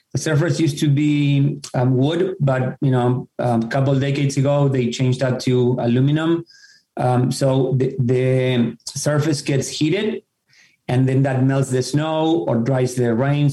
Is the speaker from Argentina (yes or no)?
yes; Argentina; moved away as an adult; now in Fairfield County, United States; I grew up in Argentina